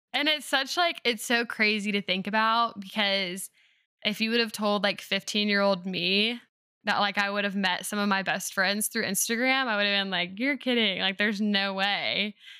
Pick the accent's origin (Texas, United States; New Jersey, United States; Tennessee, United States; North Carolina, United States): North Carolina, United States; I live in North Carolina, and so I went to college in my home state